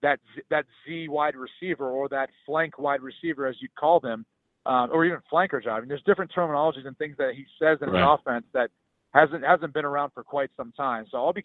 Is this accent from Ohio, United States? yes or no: yes; Ohio, United States; born or raised there